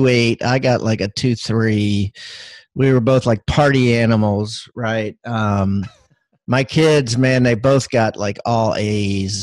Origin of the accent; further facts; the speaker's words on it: Maryland, United States; moved away as an adult; now in South Carolina, United States; I live in South Carolina and I am from Maryland.